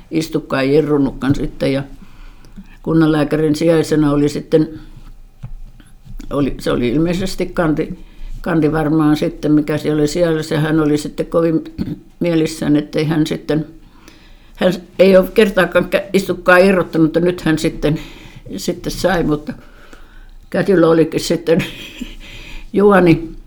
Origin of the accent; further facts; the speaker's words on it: Tampere, Pirkanmaa, Finland; born there; Mä oon syntynyt sairaalassa